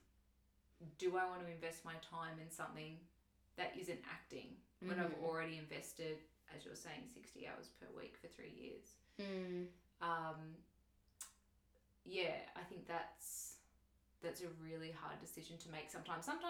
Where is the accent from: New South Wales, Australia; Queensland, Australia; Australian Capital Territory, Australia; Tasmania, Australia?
Queensland, Australia; moved away; also born or lived in Victoria; I'm from Queensland